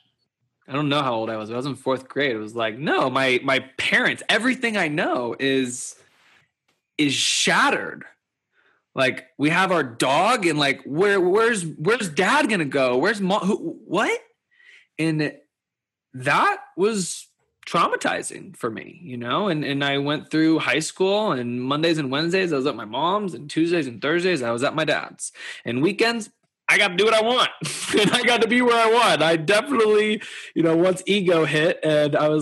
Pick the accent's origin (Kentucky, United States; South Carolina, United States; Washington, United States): Kentucky, United States; Louisville; I grew up in Louisville, Kentucky, and I am an Indian Jew